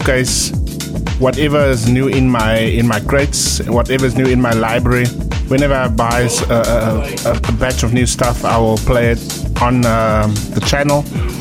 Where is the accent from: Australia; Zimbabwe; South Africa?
South Africa; now in Christchurch, New Zealand; right over there in the motherland, South Africa. I'm coming to you straight out of Christchurch.